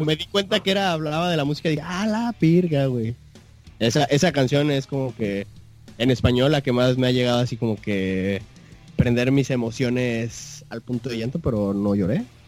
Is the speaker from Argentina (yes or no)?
no; Mexico; soy mexicano